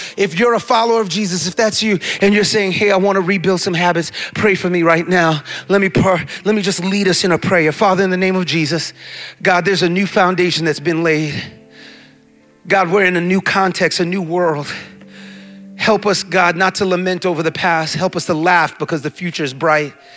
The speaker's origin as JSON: {"language": "English", "town": "New York City", "region": "New York", "country": "United States", "tie": "born or raised there", "also_born_or_lived": "Jamaica (ancestry) / Indianapolis / St. Louis", "moved": "as an adult", "lives_now": "New York, United States", "said": "I was born and raised in the Bronx"}